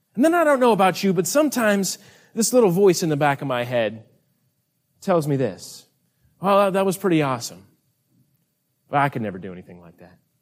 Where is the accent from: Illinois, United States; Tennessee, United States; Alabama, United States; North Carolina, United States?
North Carolina, United States; we are from North Carolina, way, way on the other side of the continent here.